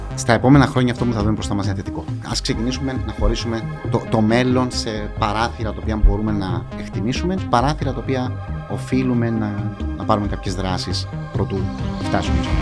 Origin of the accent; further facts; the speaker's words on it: Paphos, Paphos District, Cyprus; Μεγάλωσα στην Πάφο. Μεγάλωσα στο κέντρο τη Πάφου